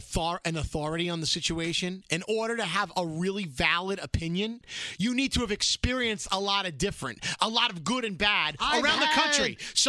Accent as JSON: {"language": "English", "town": "New York City", "region": "New York", "country": "United States", "said": "I feel such strong passion about being from Brooklyn that I know that that makes me feel more like I'm from Brooklyn"}